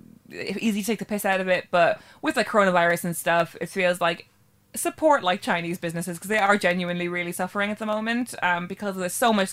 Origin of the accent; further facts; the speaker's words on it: Ireland; speaking as an Irish person